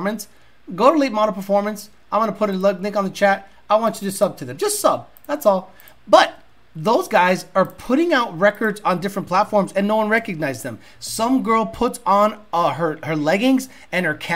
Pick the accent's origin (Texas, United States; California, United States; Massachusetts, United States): Massachusetts, United States; Holyoke; where I grew up in Holyoke, Massachusetts